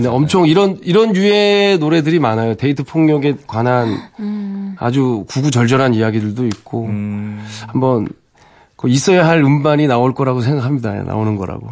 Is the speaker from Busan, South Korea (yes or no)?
no; Jecheon, North Chungcheong, South Korea; moved away as an adult; also born or lived in Seoul; 저는 이제 태, 어나길 거기서 태어나고 와우. 서울에 이제 대학교를 오면서 이제 상경을 한 건데 아. 그 고향에 대한 향수가 너무 강해서